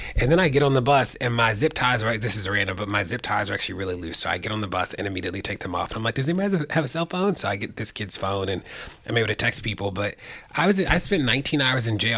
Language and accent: English; Baltimore, Maryland, United States; I used to run an after school center in Baltimore, where I'm from